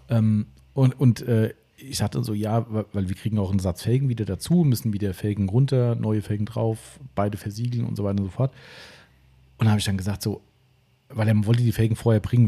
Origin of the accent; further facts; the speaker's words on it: Steinfischbach, Hesse, Germany; stand Fischbach hier, mein Heimatort hat 1100 ungefähr